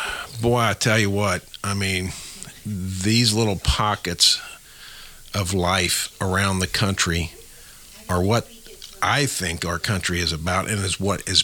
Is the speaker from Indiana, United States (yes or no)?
yes; Franklin County, Indiana, United States; moved away as an adult; also born or lived in Cincinnati / Northern Kentucky; my hometown paper that I grew up with, along with again what we're seeing, the investment in this community right here in little old Franklin County, Indiana